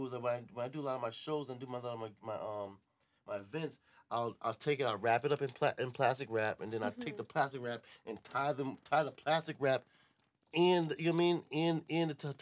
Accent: New York City, New York, United States; moved away as an adult; now in the South, United States; I'm from Brooklyn

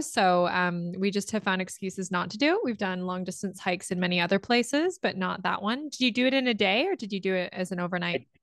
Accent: Ontario, Canada; moved away as an adult; also born or lived in England / Australia / Amsterdam; now in Vancouver, Canada; I was born in England and I grew up in Ontario

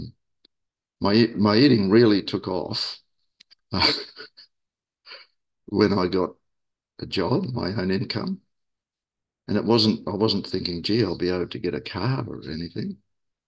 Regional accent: Auckland, New Zealand; moved away as an adult; also born or lived in Sydney, Australia; now in Australia; I moved from my where I was born in Auckland, New Zealand, to Australia in 1980, Sydney.

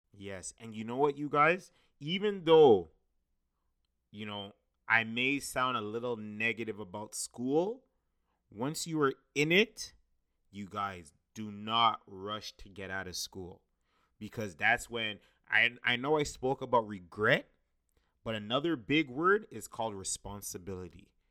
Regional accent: Brampton, Ontario, Canada; my hometown Brampton

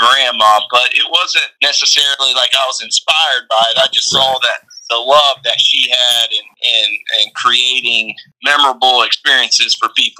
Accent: Norcross, Georgia, United States; now in Charleston, United States; I grew up outside of Atlanta in kind of the suburbs of Norcross

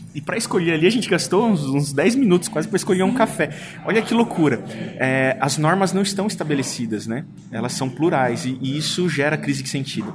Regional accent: São Paulo, Brazil; eu sou paulistano, eu amo São Paulo.

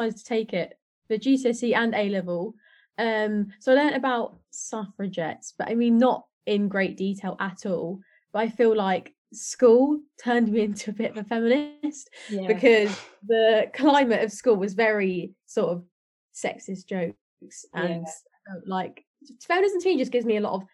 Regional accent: Thanet, South East England, United Kingdom; moved away as an adult; now in Manchester, United Kingdom; I'm 20 and a fashion student from Manchester, but I am Thanet, born and bred.

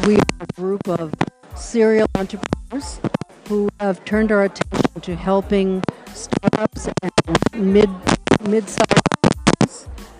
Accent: Boston, Massachusetts, United States; I'm from Boston.

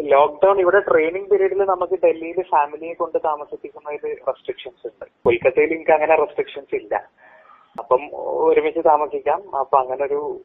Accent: Nilambur, Kerala, India; moved away as an adult; also born or lived in Thrissur; now in Delhi, India; ഞാൻ മലപ്പുറം നിലമ്പൂർ സ്വദേശിയാണ്

